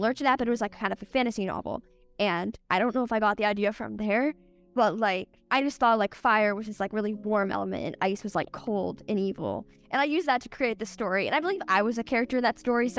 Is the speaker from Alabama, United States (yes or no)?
no; Los Angeles, California, United States; now in San Diego, United States; I grew up in Los Angeles. I lived there for 11 years, and then I moved to San Diego right before sixth grade started